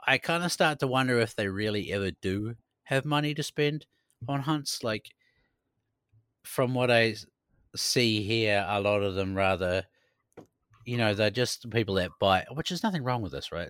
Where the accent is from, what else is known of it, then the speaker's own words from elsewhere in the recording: New Zealand; now in Sweden; growing up in New Zealand